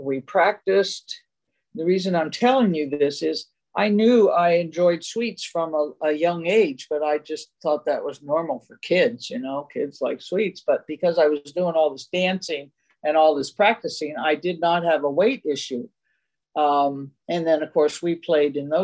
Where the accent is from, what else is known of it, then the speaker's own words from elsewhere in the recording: Silver Spring, Maryland, United States; now in Walnut Creek, United States; We were raised in Silver Spring, Maryland.